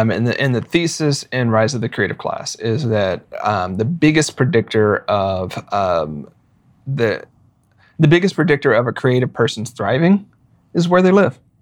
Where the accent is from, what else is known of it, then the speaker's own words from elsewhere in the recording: Arkansas, United States; now in Portland, United States; I grew up in Arkansas